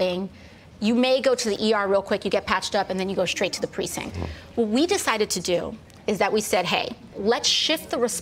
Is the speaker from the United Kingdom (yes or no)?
no; New York City, New York, United States; I'm from the Bronx, so it's on-brand for where I'm from